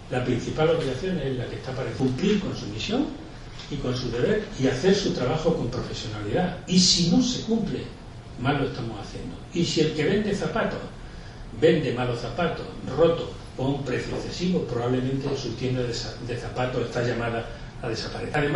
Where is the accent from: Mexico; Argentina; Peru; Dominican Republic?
Argentina; Como vengo de Argentina, os he traído una hermosa viñeta del grandísimo Quino